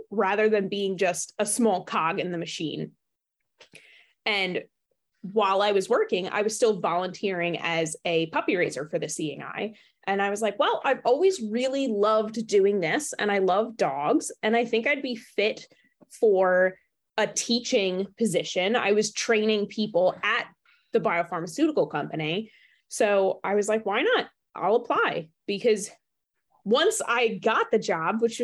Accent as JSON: {"language": "English", "region": "New Jersey", "country": "United States", "tie": "born or raised there", "said": "I grew up in New Jersey"}